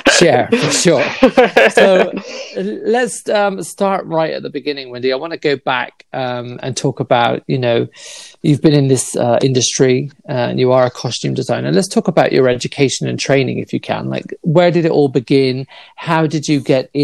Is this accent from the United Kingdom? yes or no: yes; United Kingdom; me as a Brit